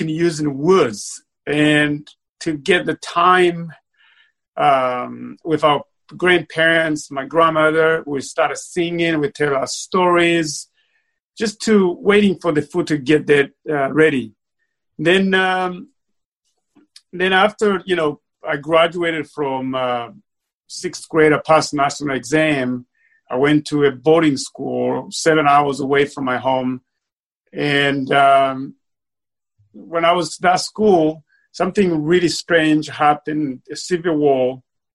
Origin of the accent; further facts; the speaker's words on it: Bururi Province, Burundi; now in Austin, United States; I was born and raised in Burundi. I was raised in southern province called Bururi.